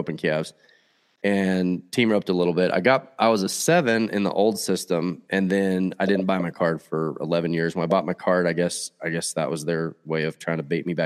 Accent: Fort Worth, Texas, United States; moved away as an adult; also born or lived in Rio Vista, Texas / Burleson, Texas; now in Oregon, United States; I grew up in Fort Worth, just south of Fort Worth. Actually, a little town called Rio Vista originally, and then we moved to Burleson.

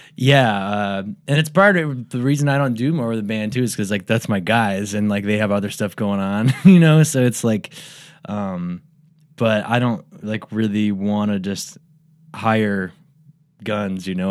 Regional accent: Medina, Ohio, United States; I'm from Medina, Ohio.

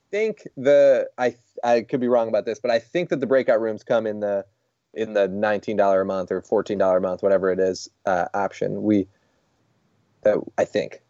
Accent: Rochester, New York, United States; we're from Rochester, New York

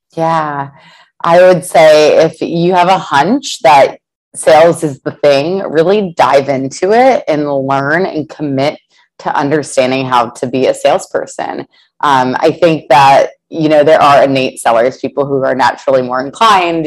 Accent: Columbus, Ohio, United States; moved away; I'm originally from Columbus, Ohio

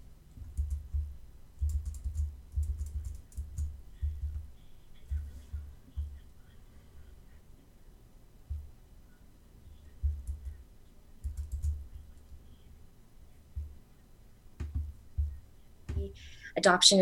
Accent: Sunnyvale, California, United States; I am from Sunnyvale, California, and I was born and raised out here

